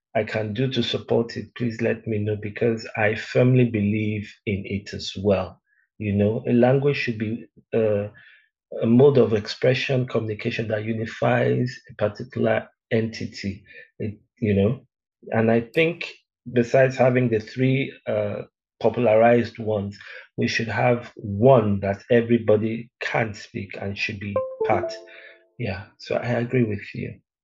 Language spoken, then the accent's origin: English; Lagos, Nigeria; also born or lived in Benin City, Edo State / Delta State; now in South Africa; my father used to work in Union Bank those days. They used to call it Barclays, Barclays Bank. I'm not so sure, but yeah. Uh, so they now transferred him from from Benin to Lagos.